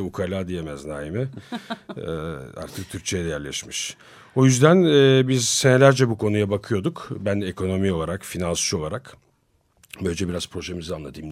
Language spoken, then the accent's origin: Turkish; Turkey; biz Türk'üz, biz burada çalışıyoruz.